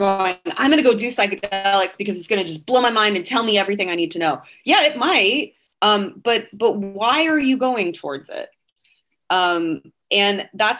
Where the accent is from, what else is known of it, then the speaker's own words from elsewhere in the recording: California, United States; moved away as an adult; now in Nashville, United States; I'm also a Californian.